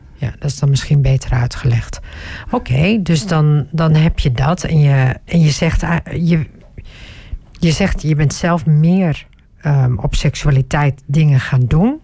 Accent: Groningen, Netherlands; Ik ben zelf opgegroeid in Groningen

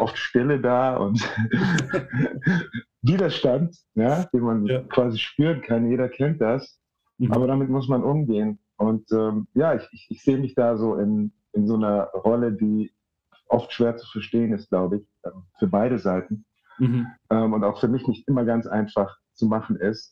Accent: Munich, Bavaria, Germany; in München, wo ich aufgewachsen bin

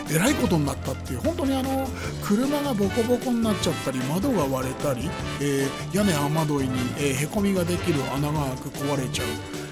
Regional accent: Koto, Tokyo, Japan; also born or lived in Sumida, Tokyo / Nishi-Ogikubo, Tokyo; 東京下町江東区、えー、江東区からずっと出ずにですね、え生まれ育ってきまして

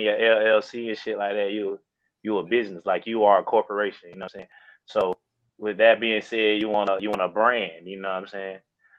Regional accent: Carolina, United States; and I'm from Carolina, I love Carolina, I rep that shit

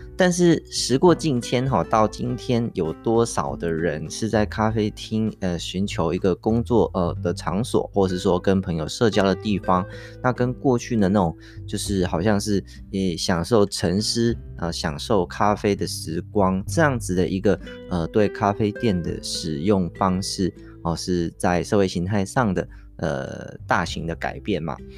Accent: Taiwan; 我们台湾人很爱用来念书的这个麦当劳哈，这个，呃，什么，Mister Donuts 哈之类的这种素食店

